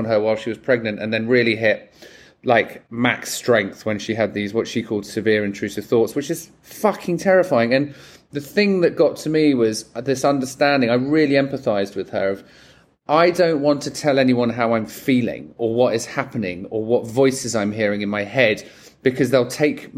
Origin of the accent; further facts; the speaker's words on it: England, United Kingdom; now in United States; as an Englishman living in America and not living in the country that you're born